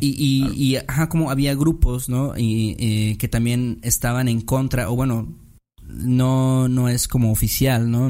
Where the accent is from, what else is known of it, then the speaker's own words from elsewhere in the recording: Mexico; Como hacemos en México